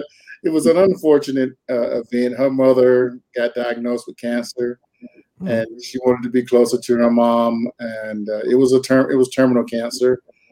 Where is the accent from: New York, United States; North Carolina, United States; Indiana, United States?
North Carolina, United States; moved away as an adult; now in Twin Falls, United States; Grew up in North Carolina most of my life. Met my wife in North Carolina.